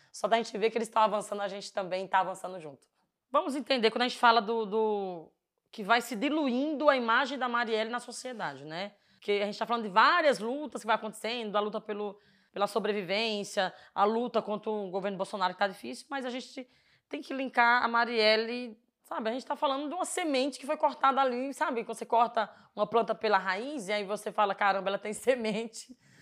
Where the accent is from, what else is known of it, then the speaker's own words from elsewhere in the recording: Floresta do Navio, Pernambuco, Brazil; now in São Paulo, Brazil; eu sou do Nordeste, para quem não sabe, sou de Floresta do Navio. E lá é natural, uma cidade muito pequena, né? E lá você conhece todo mundo